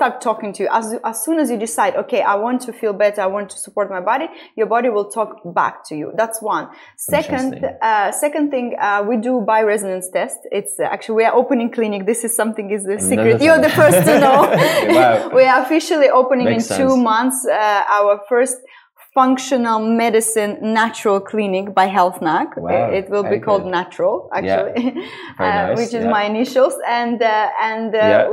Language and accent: English; Estonia; moved away as an adult; also born or lived in London, United Kingdom; now in Dubai, United Arab Emirates; I'm originally born and raised in Estonia, but it was the Soviet Union. So I went to Russian school